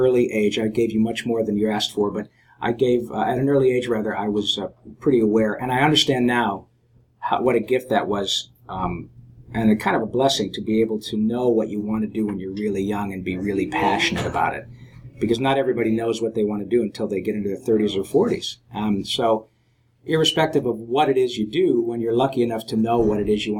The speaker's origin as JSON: {"language": "English", "town": "Detroit", "region": "Michigan", "country": "United States", "tie": "born or raised there", "also_born_or_lived": "Flint, Michigan", "said": "I grew up in Michigan"}